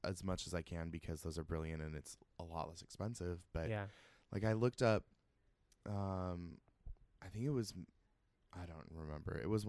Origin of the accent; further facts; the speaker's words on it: Seattle, Washington, United States; moved away as an adult; now in New York City, United States; I'm from Seattle originally